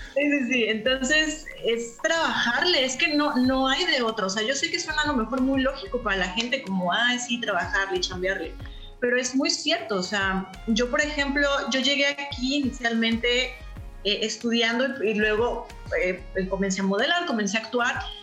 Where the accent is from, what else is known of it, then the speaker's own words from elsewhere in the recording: Veracruz, Mexico; now in Canada; soy de Veracruz